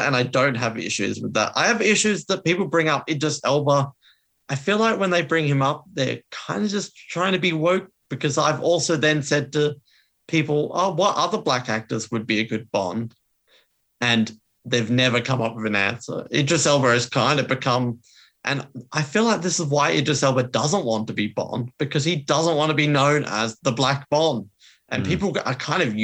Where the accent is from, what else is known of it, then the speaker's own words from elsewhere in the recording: Australia; as an Australian, that really killed it for me